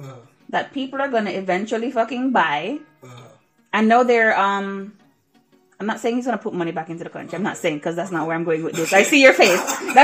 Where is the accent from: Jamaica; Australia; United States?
Jamaica; I am not from Trinidad or Tobago. I feel like they may have a different feeling than I do as a Jamaican toward it.